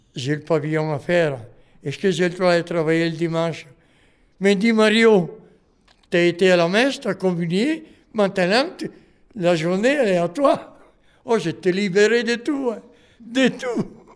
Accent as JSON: {"language": "French", "country": "Italy", "second_language": "French", "moved": "as an adult", "lives_now": "Montreuil, France", "said": "quand je suis arrivé d'Italie, j'ai habité sur le but à Morel."}